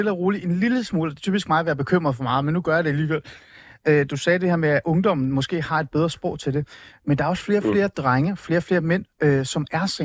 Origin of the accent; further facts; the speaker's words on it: Hornbæk, Capital Region of Denmark, Denmark; jeg er fra altså- Nordsjælland, Manu. Jeg er fra Hornbæk, Ålskov.